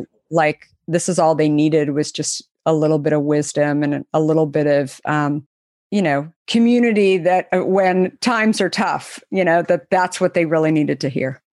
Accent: Arizona, United States; I grew up in Arizona

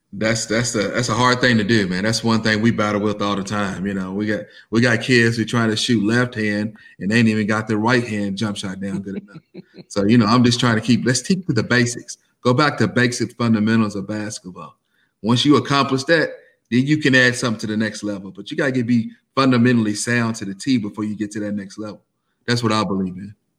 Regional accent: Versailles, Kentucky, United States; I was uh, born and raised in Versailles, Kentucky

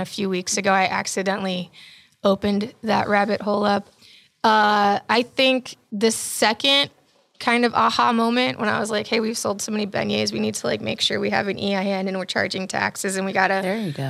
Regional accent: Germany; And I was raised in Germany because my father's also military.

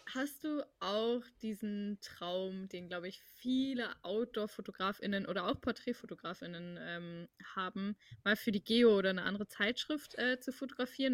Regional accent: Hamburg, Germany; also ich komme aus Hamburg, ich bin auch hier geboren und mhm. ich bin natürlich Hamburgerin

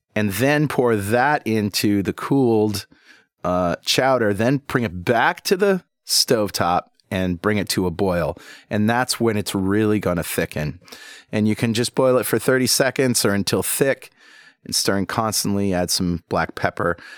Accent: New England, United States; accent: Yankee; I was born and raised here in New England

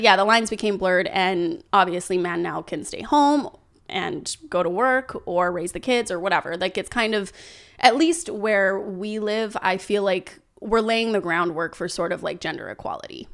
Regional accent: Canada; growing up in Canada

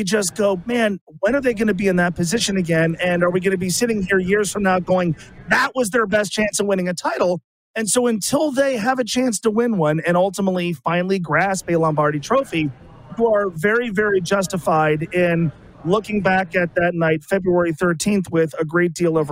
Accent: Cincinnati, Ohio, United States; my beloved Bengals, my hometown team

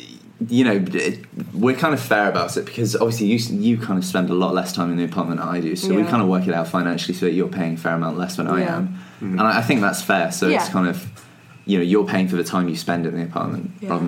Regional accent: England, United Kingdom; as you can tell by my accent, I'm from England.

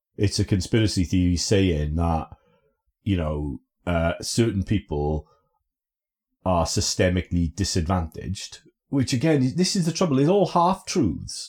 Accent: Aberdare, Wales, United Kingdom; also born or lived in Lichfield / Blackburn; now in Bristol, United Kingdom; growing up in Aberdare

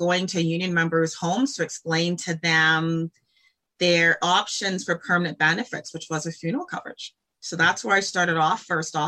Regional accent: Calgary, Alberta, Canada; born and raised in Calgary, Alberta

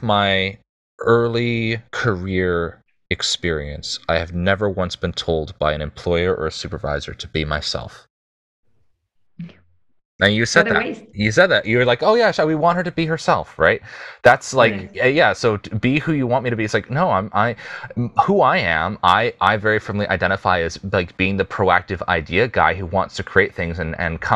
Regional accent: United States; as an American

